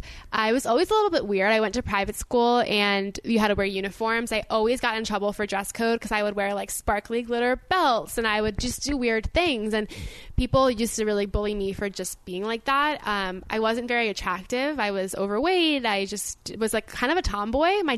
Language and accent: English; Boca Raton, Florida, United States; I am from Boca Raton, Florida, which you might recognize because it's a retirement home for most people's grandparents